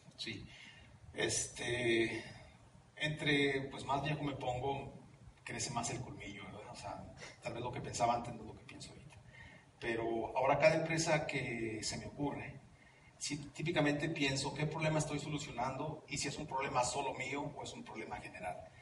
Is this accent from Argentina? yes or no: no; Mexico; moved away as an adult; also born or lived in Orange County, California, United States; now in Mountain View, United States; yo nací en Los Ángeles, en el condado de Orange, de padres mexicanos. mi padre y mi madre se regresan a México cuando yo tengo 5 años